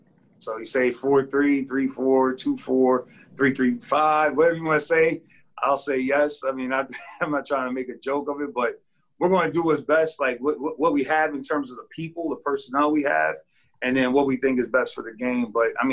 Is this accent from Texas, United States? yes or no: no; Connecticut, United States; You know, I grew up in Connecticut, and so I'm familiar with the area